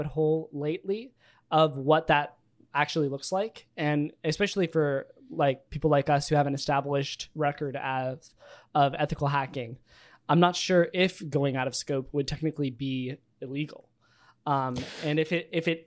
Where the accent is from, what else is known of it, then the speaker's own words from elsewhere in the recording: Virginia, United States; I grew up in Virginia